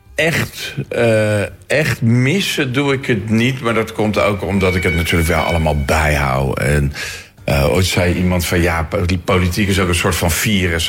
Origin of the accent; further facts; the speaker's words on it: Leiden, South Holland, Netherlands; Leiden, mijn geboortestad